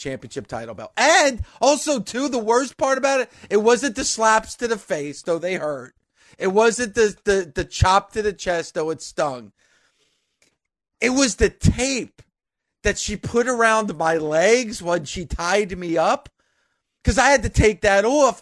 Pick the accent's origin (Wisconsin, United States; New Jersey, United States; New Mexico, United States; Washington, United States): New Jersey, United States; this is my home state